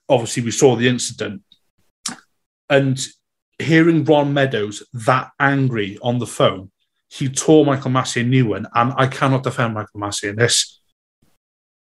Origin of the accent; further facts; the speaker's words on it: Wales, United Kingdom; being Welsh